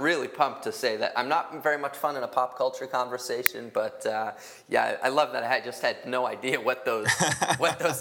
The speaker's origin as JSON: {"language": "English", "region": "Minnesota", "country": "United States", "said": "I'm from Minnesota. My dad's from Wisconsin, but I'm from Minnesota"}